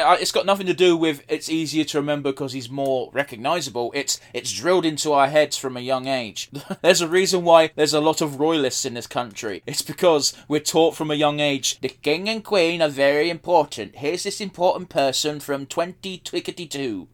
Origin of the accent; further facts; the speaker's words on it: United Kingdom; we're British.